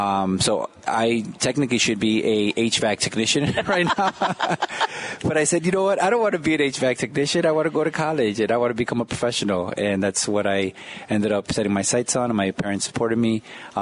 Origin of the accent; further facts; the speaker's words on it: Chicago, Illinois, United States; So I grew up in Humboldt Park.